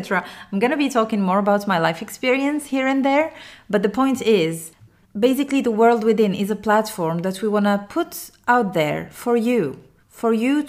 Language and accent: English; Morocco; English is a second language; even if I'm Arabic and I come from Morocco and I'm a Muslim